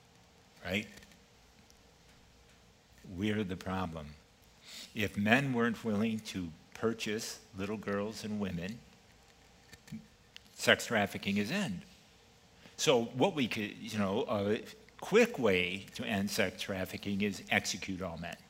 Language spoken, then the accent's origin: English; East Coast, United States; moved away; I'm originally from the East Coast, so I'm going to use a little East Coast phraseology here